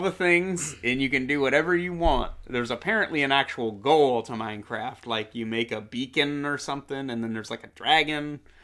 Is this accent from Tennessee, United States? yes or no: no; Coeur d'Alene, Idaho, United States; Jerry and I fucking growing up, we grew up in Coeur d'Alene, Idaho